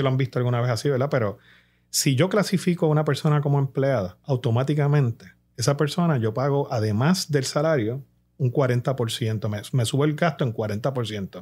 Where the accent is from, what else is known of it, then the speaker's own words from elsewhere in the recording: Puerto Rico; como puertorriqueños